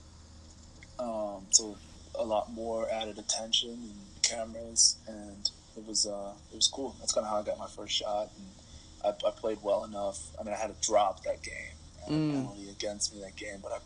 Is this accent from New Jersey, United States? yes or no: yes; Winslow Township, New Jersey, United States; I'm from a small town in South Jersey, right outside of Philadelphia, called Winslow Township, New Jersey